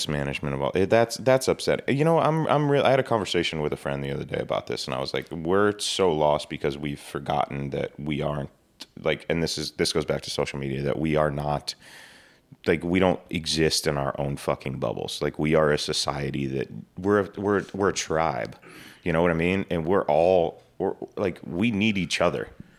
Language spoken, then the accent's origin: English; Georgia, United States